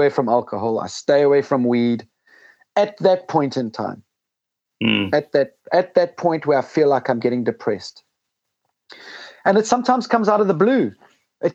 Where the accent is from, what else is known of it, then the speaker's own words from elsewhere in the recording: Zimbabwe; moved away; also born or lived in South Africa; I grew up in Rhodesia in a civil war in Zimbabwe